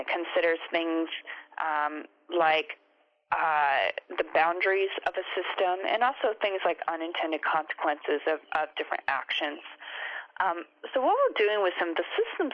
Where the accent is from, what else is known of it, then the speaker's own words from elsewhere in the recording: United States; now in Australia; I'm from America and then I've been living here in Australia